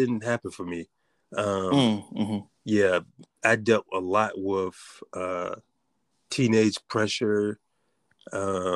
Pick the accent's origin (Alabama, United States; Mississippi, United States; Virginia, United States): Virginia, United States; Richmond; now in Norfolk, United States; I'm from Richmond, Virginia. Mm-hmm. I grew up as a preacher's kid.